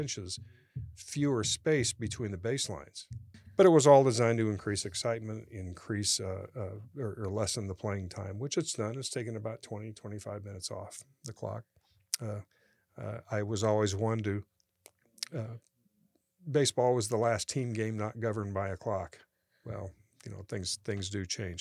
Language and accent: English; United States; I'm from the Quad Cities